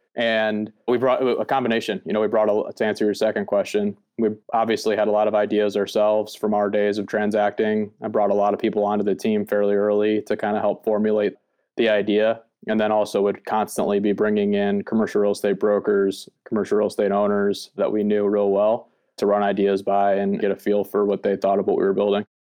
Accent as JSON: {"language": "English", "region": "East Coast", "country": "United States", "tie": "born or raised there", "said": "I was born on the East Coast, the United States"}